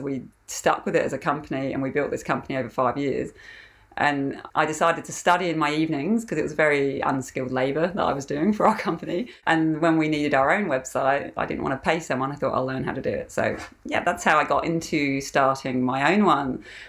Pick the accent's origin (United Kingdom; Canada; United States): United Kingdom; England; now in Australia; So I'm from England originally, and I've been in Australia for 15 years now.